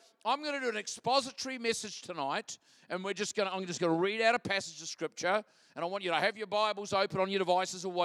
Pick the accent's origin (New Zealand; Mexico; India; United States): New Zealand; Christchurch, Canterbury; I'm from Christchurch, New Zealand